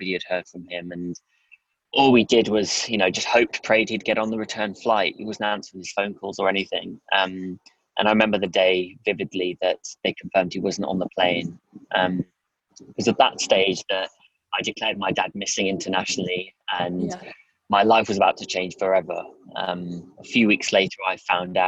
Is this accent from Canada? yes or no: no; Durham, North East England, United Kingdom; also born or lived in the Midlands; I kind of moved from the Midlands up to Durham